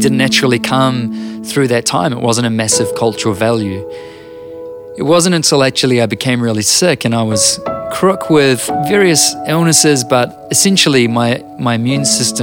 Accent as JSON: {"language": "English", "country": "New Zealand"}